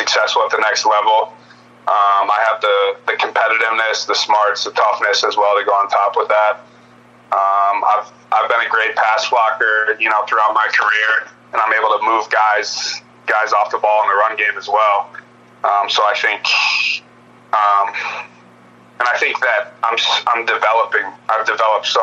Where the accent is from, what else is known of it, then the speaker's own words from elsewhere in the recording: Edina, Minnesota, United States; moved away as an adult; I'm from Edina, Minnesota. It's right outside of Minneapolis.